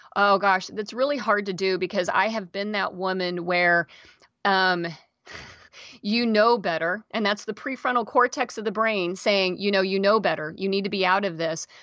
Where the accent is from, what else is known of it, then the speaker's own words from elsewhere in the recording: Kansas, United States; moved away as an adult; also born or lived in Seattle area, Washington; now in Seattle, United States; I live outside the Seattle area and I'm originally from Kansas. I moved out here twenty-three, twenty-four years ago.